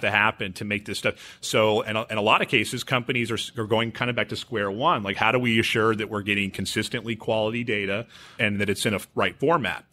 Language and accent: English; Houston, Texas, United States; I grew up here in Houston.